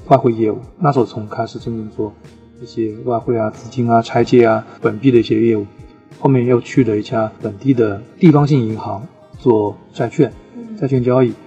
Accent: Suzhou, Jiangsu, China; 我家乡苏州

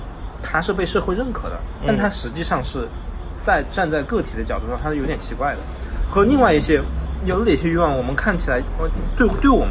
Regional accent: northeastern China, China; now in Chengdu, China; 我是个东北人。

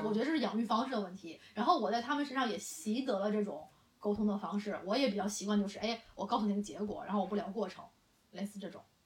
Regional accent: China; 我觉得这可能是我们中国人才特有的一些

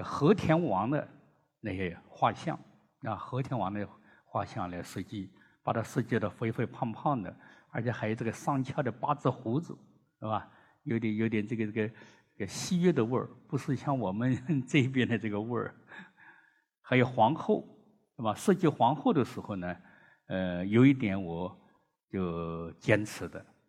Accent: China; 我们中国人

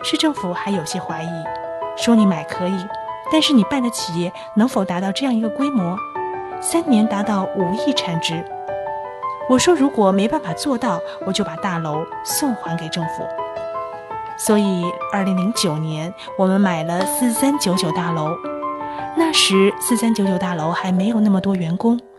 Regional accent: Shishi, Fujian, China; moved away as an adult; now in Xiamen, China; 我的老家在石狮，石狮当时的经济很发达

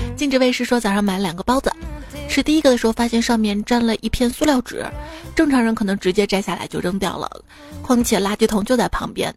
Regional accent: Shaanxi, China; 在我们陕西，你会发现凉皮儿分什么汉中凉皮儿、岐山凉皮儿、米皮儿、面皮儿、粗粉儿什么的。

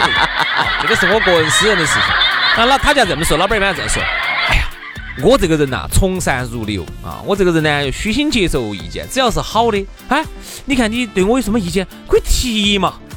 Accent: Sichuan, China; accent: Sichuanese; 按照我们四川话来说

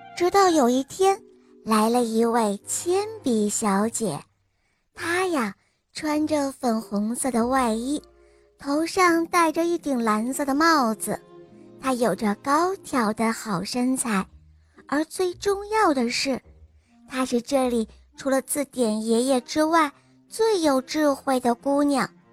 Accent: Shenyang, Liaoning, China; 我来自沈阳，我今年五岁了。

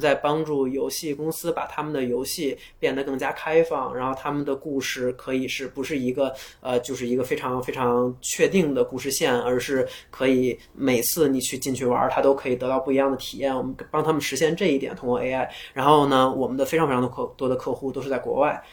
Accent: China; 我们中国人，中国人的梦想也可以走向全世界

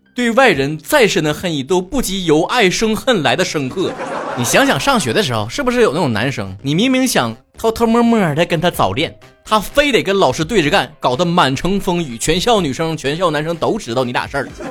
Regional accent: China; 我深在国内

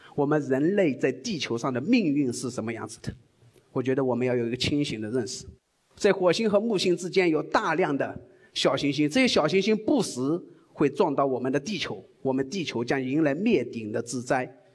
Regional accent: China; 我们中国人

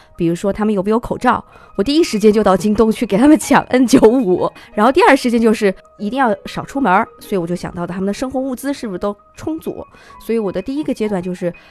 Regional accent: Wuhan, Hubei, China; moved away; 像我在武汉土生土长地长大

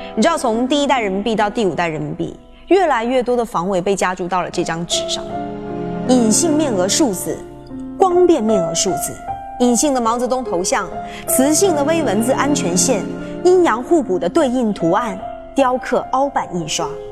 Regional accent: China; 我们中国人

